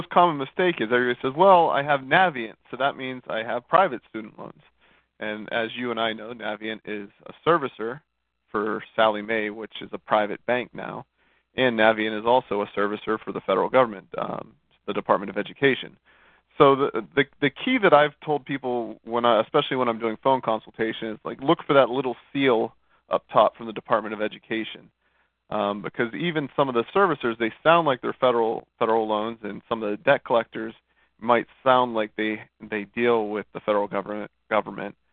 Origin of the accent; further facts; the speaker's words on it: Monroeville, Pennsylvania, United States; moved away as an adult; now in Fort Lauderdale, United States; Born and raised Monroeville, Pennsylvania, went to Robert Morris University for my undergrad, and and uh, came down here for the fairer weather.